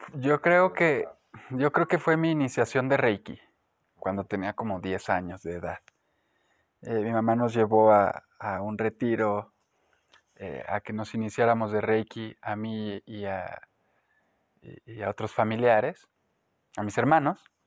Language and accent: Spanish; Guanajuato, Mexico; moved away as an adult; nací en Guanajuato, Estuve ahí los primeros 18 años de mi vida